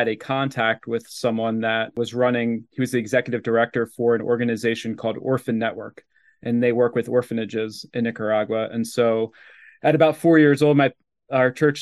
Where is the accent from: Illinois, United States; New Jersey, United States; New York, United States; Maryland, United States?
Maryland, United States; just outside of Baltimore; also born or lived in Westminster, Maryland; grew up just outside of Baltimore. I live in Westminster, Maryland now, but grew up about